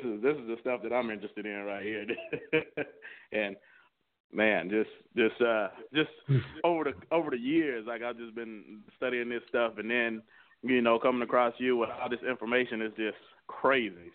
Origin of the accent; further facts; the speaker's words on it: San Antonio, Texas, United States; now in Minnesota, United States; I live here in Minnesota, but, I, you know, I'm from Texas. I, I, I moved up here from San Antonio.